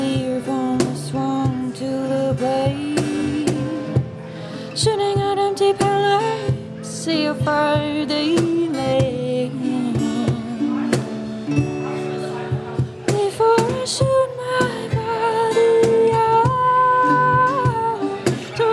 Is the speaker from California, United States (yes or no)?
no; St. Louis, Missouri, United States; moved away as an adult; also born or lived in New York; now in New Orleans, United States; I'm actually originally from St. Louis